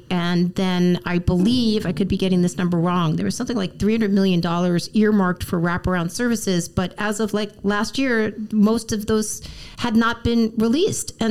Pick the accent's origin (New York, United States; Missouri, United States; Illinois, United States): New York, United States; also born or lived in Los Angeles; I mean, I come from New York and LA. I'm like, wait, why is everyone mad at me? I just got here.